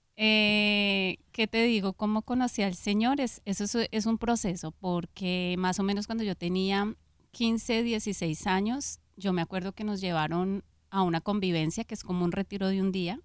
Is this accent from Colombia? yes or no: yes; Bogotá, Colombia; nací en Colombia, en Bogotá